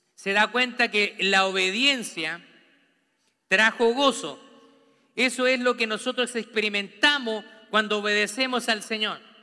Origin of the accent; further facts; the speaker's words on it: Santiago, Santiago Metropolitan Region, Chile; now in United States; Yo nací en, en Santiago de Chile. Vivo en una cultura americana